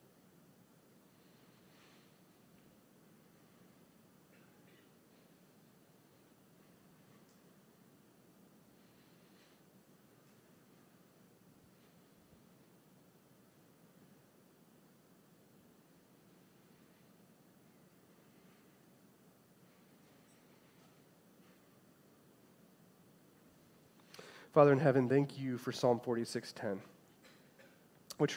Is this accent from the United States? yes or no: yes; Chicago, Illinois, United States; I grew up in the Chicagoland area